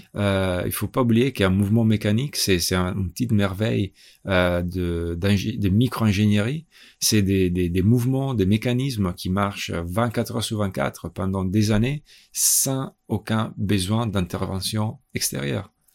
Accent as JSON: {"language": "French", "country": "Italy", "also_born_or_lived": "Milan", "moved": "yes", "said": "je suis italien"}